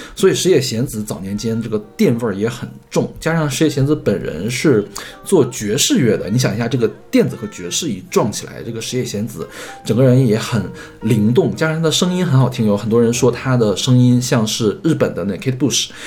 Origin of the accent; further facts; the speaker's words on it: Heilongjiang, China; moved away; also born or lived in Henan; 我们家不是从黑龙江搬到河南去嘛